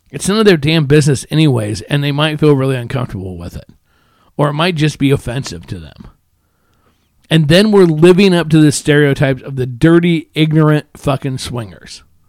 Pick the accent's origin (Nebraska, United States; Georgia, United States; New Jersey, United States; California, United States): Nebraska, United States; Omaha; I grew up in Omaha